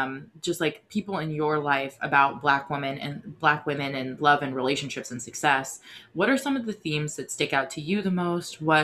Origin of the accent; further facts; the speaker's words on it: Indiana, United States; moved away as an adult; also born or lived in Minnesota; now in New York, United States; I grew up in Indiana